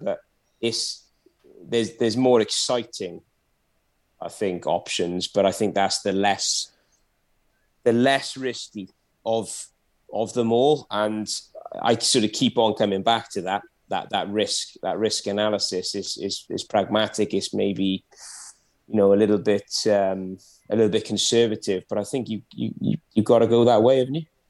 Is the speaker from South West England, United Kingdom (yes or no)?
no; Welsh, Wales, United Kingdom; I'm Welsh